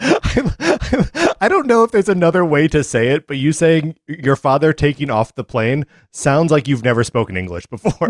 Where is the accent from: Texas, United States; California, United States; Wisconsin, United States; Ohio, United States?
Wisconsin, United States; Kenosha; I grew up in Kenosha, Wisconsin